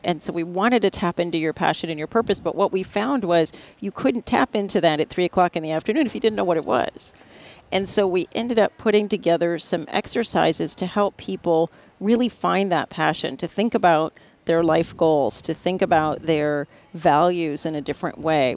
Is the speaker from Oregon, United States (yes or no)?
no; National City, California, United States; I grew up in San Diego, California